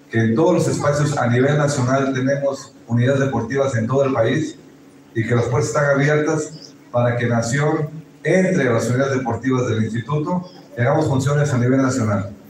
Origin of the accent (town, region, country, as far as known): Mexico